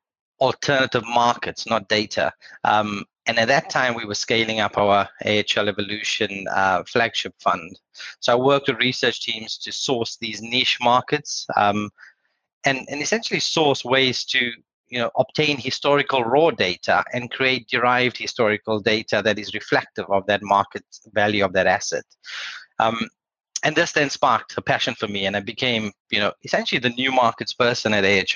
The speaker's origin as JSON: {"language": "English", "country": "South Africa", "said": "I'm South African and I was a graduate with no experience around that time. My accent has evolved, by the way, through time, which is good."}